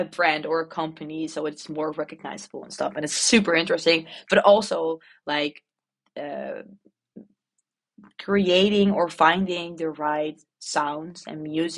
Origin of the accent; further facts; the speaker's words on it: Netherlands; accent: Dutch posh; English is a second language; the Dutch poshy accent